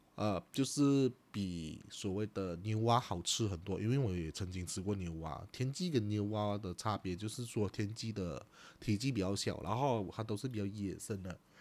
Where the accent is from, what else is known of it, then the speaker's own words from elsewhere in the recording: Chaah, Johor, Malaysia; 我的家乡，它就叫做山河港